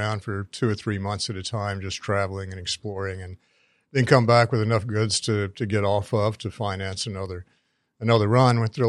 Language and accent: English; North Carolina, United States; I grew up in North Carolina